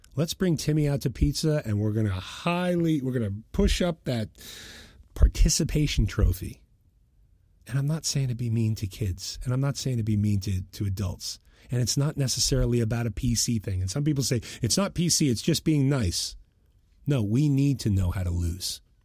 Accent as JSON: {"language": "English", "town": "Boston", "region": "Massachusetts", "country": "United States", "said": "I'm from Boston"}